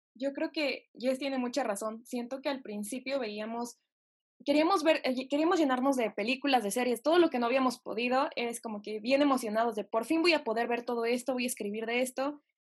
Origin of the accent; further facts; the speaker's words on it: Mexico; porque sea mexicana